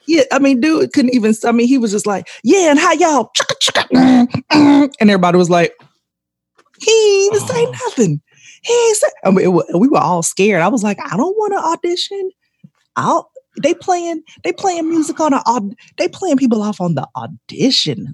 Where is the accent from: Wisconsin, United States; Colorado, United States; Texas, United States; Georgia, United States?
Georgia, United States; Columbus; also born or lived in Atlanta, Georgia; I grew up in Columbus, but I uh, Columbus, Georgia